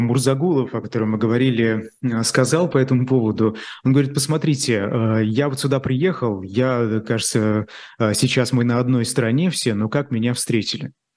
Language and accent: Russian; Bashkortostan, Russia; я как журналист из Башкирии